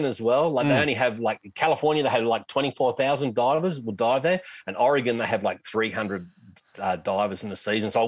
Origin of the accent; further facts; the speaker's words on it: Australia; I'm an Aussie